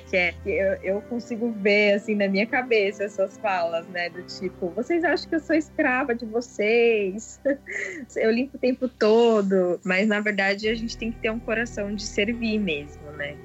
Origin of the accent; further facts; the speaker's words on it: São Paulo, Brazil; A gente é aqui de São Paulo, capital